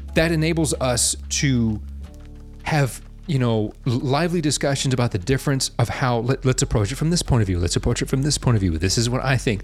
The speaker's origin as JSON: {"language": "English", "country": "United States", "said": "the American people, by the way, we number over 300 million"}